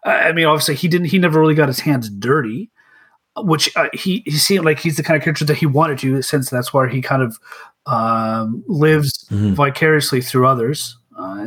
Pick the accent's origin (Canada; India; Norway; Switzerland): Canada; I'm Canadian